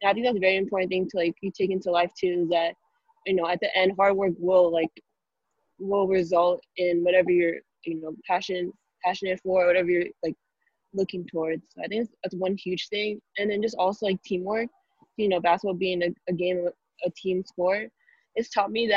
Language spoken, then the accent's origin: English; Valencia, California, United States; There weren't that many other girl basketball players at my hometown, Valencia.